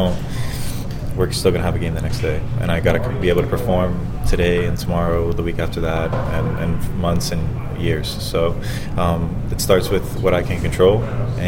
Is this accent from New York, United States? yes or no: no; Florida, United States; I'm from Florida, so having my family here in Tampa